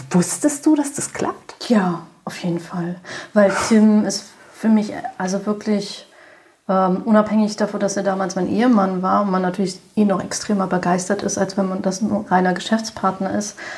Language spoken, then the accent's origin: German; Berlin, Germany; ich bin gebürtige Berlinerin und betreibe auch hier in Berlin seit zehn Jahren